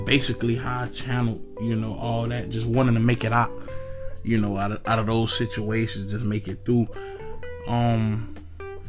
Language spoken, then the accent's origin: English; Altamonte Springs, Florida, United States; I'm from Altamont, Florida